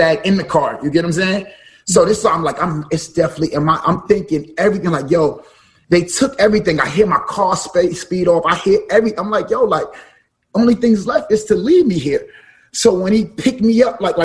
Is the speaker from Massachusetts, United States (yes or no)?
no; New York City, New York, United States; also born or lived in Brooklyn; now in New Jersey, United States; I'm from parts like that. I'm from Bama's, East New York